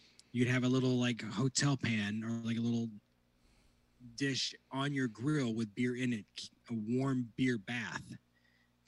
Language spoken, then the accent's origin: English; northwest Indiana, United States; I grew up in the northwest corner of Indiana, about an hour and a half from Chicago